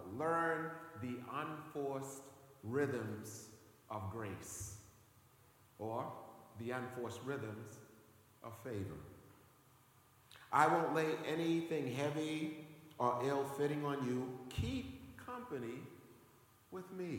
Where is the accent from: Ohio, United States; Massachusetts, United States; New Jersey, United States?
Massachusetts, United States; Boston; one of the most friendliest places in the Boston area, because I was born in this area